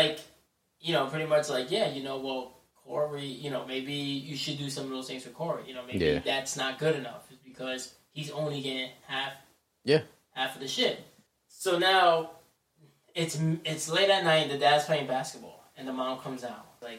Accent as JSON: {"language": "English", "town": "Passaic", "region": "New Jersey", "country": "United States", "said": "I'm from Passaic, New Jersey."}